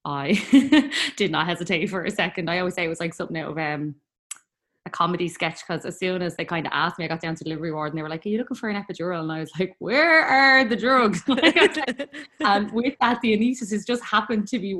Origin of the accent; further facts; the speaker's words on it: Dublin, Leinster, Ireland; I am from Talla in Dublin